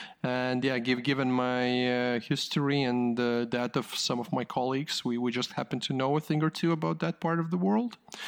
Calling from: Riga, Latvia; I am calling in from Riga, Latvia.

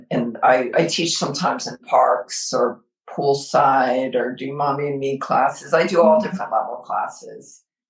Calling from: Alpharetta, Georgia, United States; Oh, we're joining you from Alpharetta, Georgia.

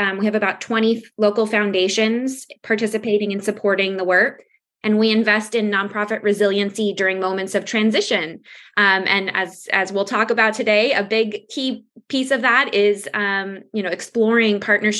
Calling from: Los Angeles, California, United States; I am coming from Los Angeles.

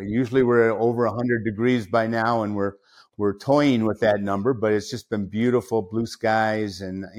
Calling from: Las Vegas, Nevada, United States; I'm here in my home, Las Vegas, Nevada.

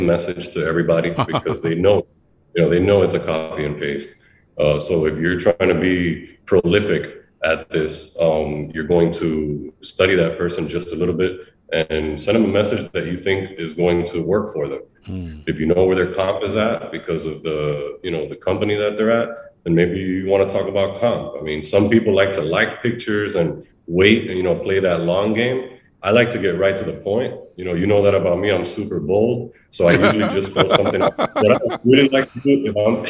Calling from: Miami, Florida, United States; I know you don't know me. I'm calling you from Miami.

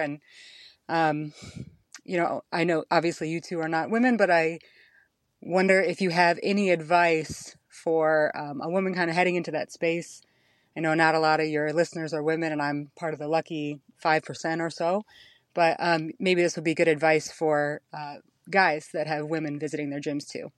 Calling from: Allentown, Pennsylvania, United States; I'm calling from Allentown, Pennsylvania in the States

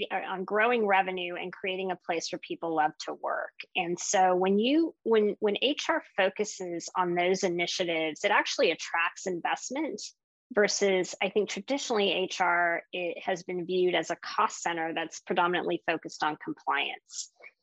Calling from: Pasadena, California, United States; I'm calling in from Pasadena, California.

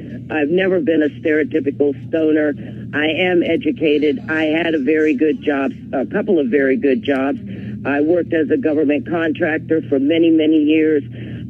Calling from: Washington, District of Columbia, United States; At Washington, D.C.

